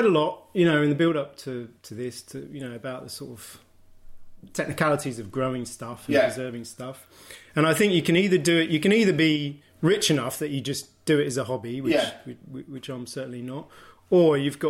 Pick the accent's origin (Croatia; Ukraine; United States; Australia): Australia; now in St Agnes, United Kingdom; Because we're both from Australia originally.